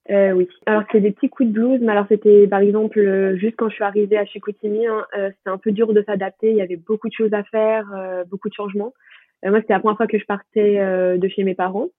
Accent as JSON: {"language": "French", "town": "Paris", "region": "Île-de-France", "country": "France", "said": "je suis de, de Paris"}